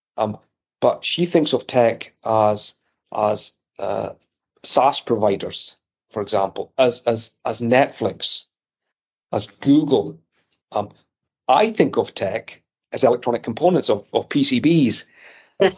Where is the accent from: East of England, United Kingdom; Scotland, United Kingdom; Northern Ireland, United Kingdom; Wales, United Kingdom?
Scotland, United Kingdom; accent: Scottish; moved away as an adult; also born or lived in Edinburgh, Scotland / near London; now in United States; growing up in Scotland in the 70s and 80s